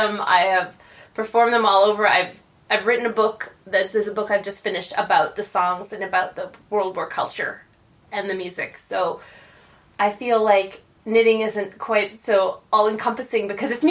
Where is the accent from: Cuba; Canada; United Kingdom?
Canada; now in New York, United States; I'm from Canada, so we had Girl Guides